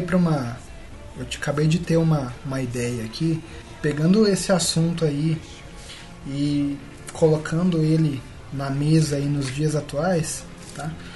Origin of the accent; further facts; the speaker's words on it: Brazil; first language Portuguese; o nosso país é assim